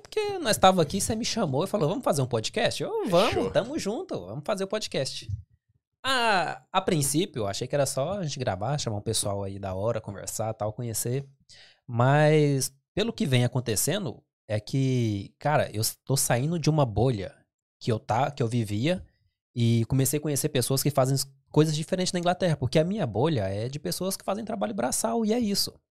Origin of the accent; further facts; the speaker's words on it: Goiás, Brazil; moved away as an adult; now in England; eu sou brasileiro, goiano